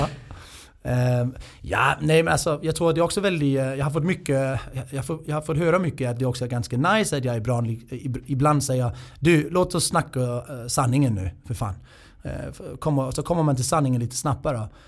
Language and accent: Swedish; Denmark; now in Sweden; Det ska man inte göra som dansk. Och det var ju ganska grova skämt vi hade i Danmark.